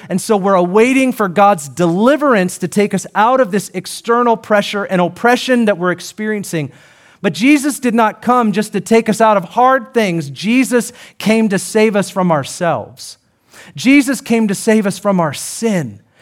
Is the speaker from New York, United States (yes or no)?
no; Seattle, Washington, United States; I'm from Seattle